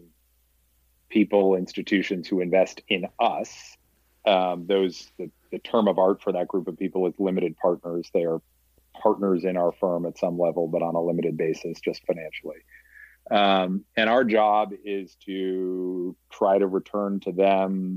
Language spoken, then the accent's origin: English; Scituate, Massachusetts, United States; moved away; also born or lived in New York City; I grew up in Scituate outside of Boston on the coast